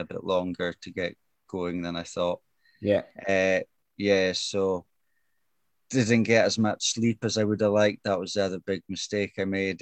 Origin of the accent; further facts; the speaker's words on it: Brora, Scotland, United Kingdom; I come from Brora, which is just 60 mile north of Inverness